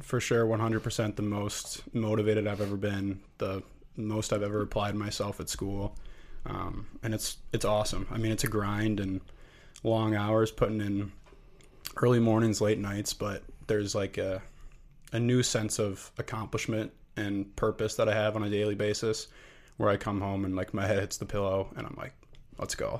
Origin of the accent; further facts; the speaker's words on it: Lake Zurich, Illinois, United States; moved away as an adult; I am from Lake Zurich, Illinois, suburb of Chicago. Um, grew up with an incredible family back home.